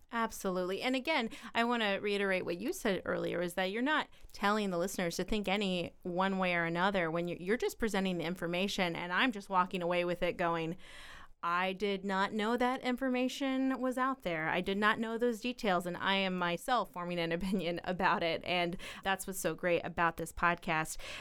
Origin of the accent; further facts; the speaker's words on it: Petersburg, Illinois, United States; I am from Petersburg